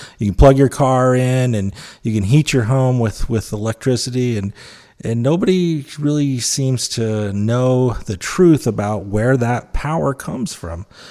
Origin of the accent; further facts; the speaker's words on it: Utah, United States; I'm from Utah